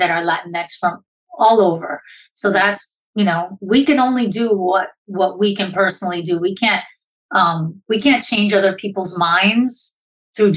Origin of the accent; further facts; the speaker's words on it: Puerto Rico; I'm a Puerto Rican woman